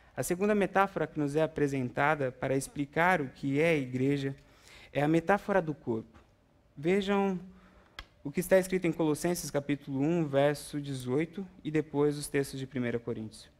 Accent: Brazil; now in United States; somos brasileiros

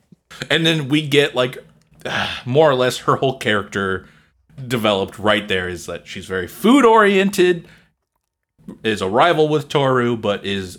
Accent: South Korea; I grew up with them in Korea.

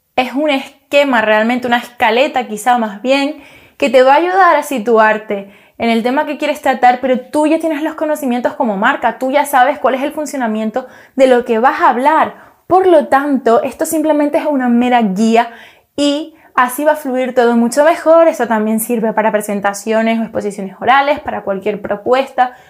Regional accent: Canary Islands, Spain; yo soy canaria

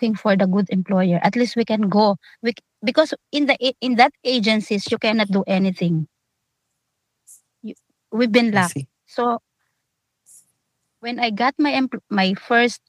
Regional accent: Philippines; moved away as an adult

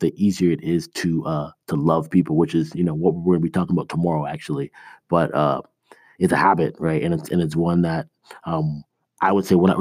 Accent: Toronto, Ontario, Canada; now in United States; I was born in Canada

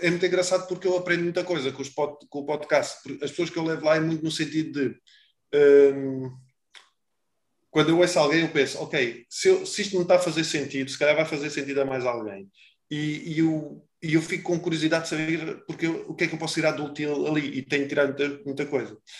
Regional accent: Portugal; nós somos muito bons, enquanto portugueses

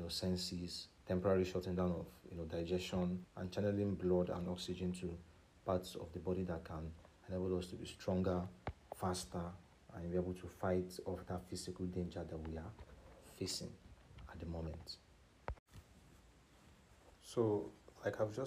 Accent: Nigeria; especially as a Nigerian

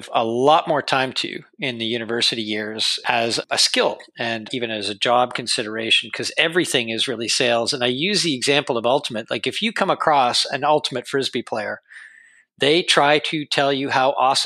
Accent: Toronto, Ontario, Canada; I grew up in Toronto in a kind of the outskirts of Toronto

